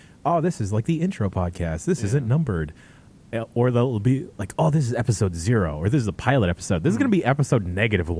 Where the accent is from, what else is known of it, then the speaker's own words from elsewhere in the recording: Daly City, California, United States; I grew up here in Daly City, San Francisco Bay Area